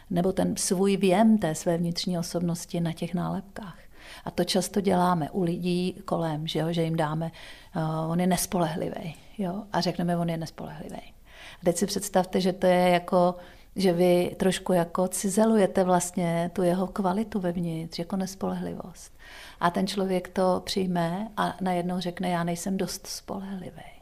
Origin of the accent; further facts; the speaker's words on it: Czechia; my máme jako Češi strach se strapnit.